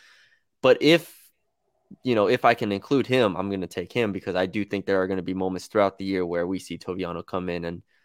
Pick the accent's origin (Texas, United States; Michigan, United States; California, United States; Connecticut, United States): Texas, United States; San Antonio; I'm from San Antonio, Texas